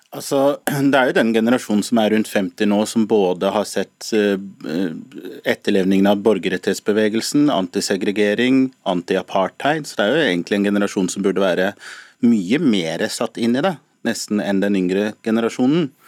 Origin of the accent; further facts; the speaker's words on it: Norway; som norskafrikanere og som nordmenn som er melaninrike